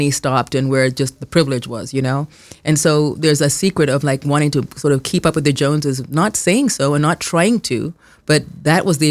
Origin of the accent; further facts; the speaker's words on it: Kenya; moved away; I grew up in Kenya